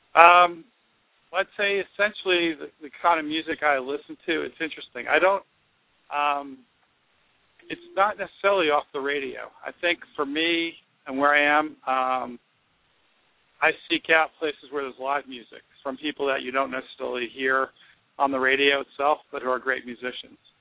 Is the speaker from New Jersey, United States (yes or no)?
yes; New Jersey, United States; I'm from Jersey